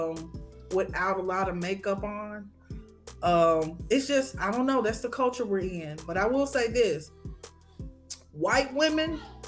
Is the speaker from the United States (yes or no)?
yes; Memphis, Tennessee, United States; I'm from Memphis, but I'm all over the place